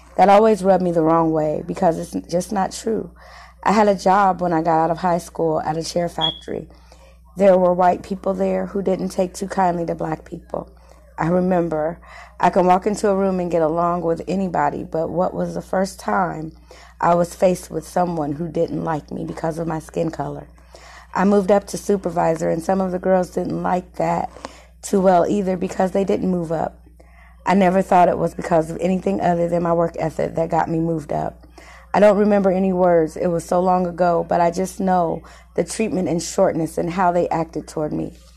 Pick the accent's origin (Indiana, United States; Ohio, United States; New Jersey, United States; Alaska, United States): Indiana, United States; Muncie; I was born and raised here in Muncie, Indiana